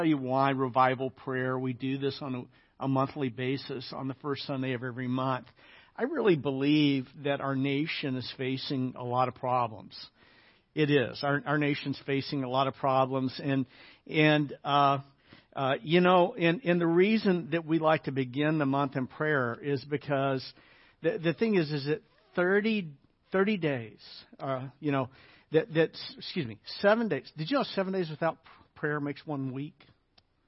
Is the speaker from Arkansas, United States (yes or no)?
yes; Little Rock, Arkansas, United States; I grew up in the South. I grew up in Little Rock, Arkansas